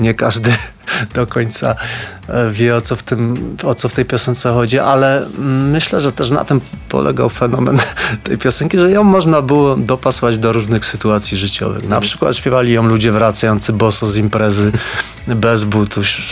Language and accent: Polish; Podhale, Lesser Poland, Poland; accent: Highlander (góralski); Jak mówię, to też słychać, że jestem z Podhala